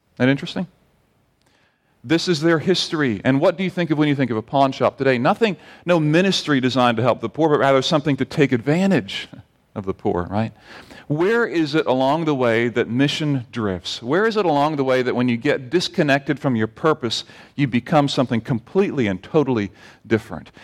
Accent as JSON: {"language": "English", "country": "Barbados", "tie": "born or raised there", "moved": "yes", "said": "growing up in Barbados"}